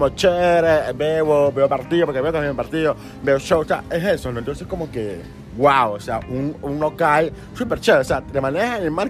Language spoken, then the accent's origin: Spanish; Guayaquil, Guayas, Ecuador; Yo soy de aquí, de, Guayaquil mismo.